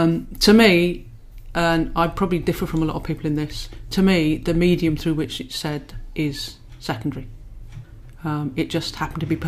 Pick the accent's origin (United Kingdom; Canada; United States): United Kingdom; Peterborough, East of England; moved away as an adult; also born or lived in Manchester; I grew up in Peterborough